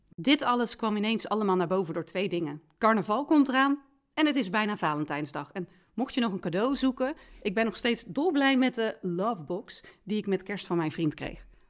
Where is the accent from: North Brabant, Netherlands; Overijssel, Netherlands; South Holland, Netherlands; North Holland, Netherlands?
North Brabant, Netherlands; Rijen; in Rijen, waar ik vandaan kom